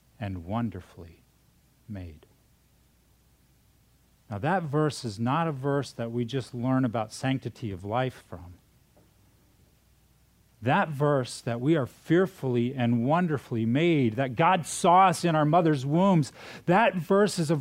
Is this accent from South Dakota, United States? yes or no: yes; South Dakota, United States; moved away; also born or lived in Minnesota / California; I'm from California, but I was born in Minnesota, raised in South Dakota.